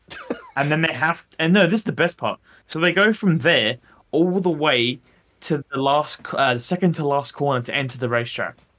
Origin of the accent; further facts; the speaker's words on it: Adelaide, South Australia, Australia; we're from Adelaide